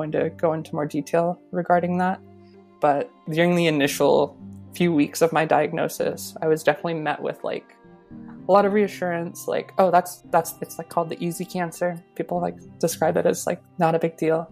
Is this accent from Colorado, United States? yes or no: yes; Colorado, United States; now in Vermont, United States; I'm originally from Colorado. I live in Vermont now.